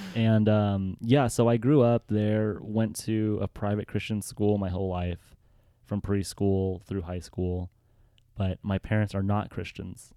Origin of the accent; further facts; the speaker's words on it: Los Angeles, California, United States; moved away as an adult; also born or lived in Mammoth Lakes; now in San Diego, United States; born and raised in Los Angeles